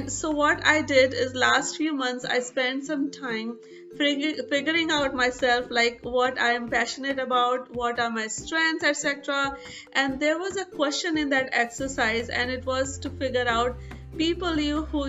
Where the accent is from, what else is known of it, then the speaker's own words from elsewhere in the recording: India; growing up in India